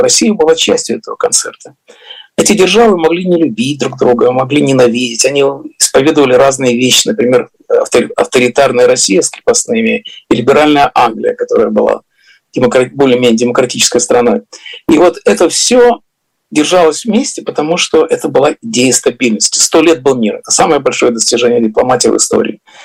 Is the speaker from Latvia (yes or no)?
yes; Riga, Latvia; now in United States; где я вырос в Риге